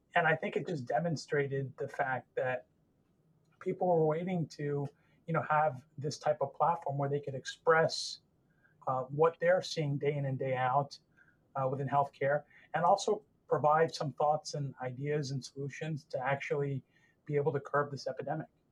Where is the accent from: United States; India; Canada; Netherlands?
United States; Northern Virginia; I grew up in Northern Virginia, uh, just outside our nation's capital